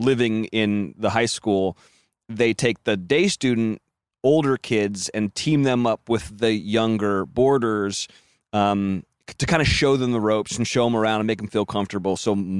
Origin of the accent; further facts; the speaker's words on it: Carmel, California, United States; we're from this area. We're from Carmel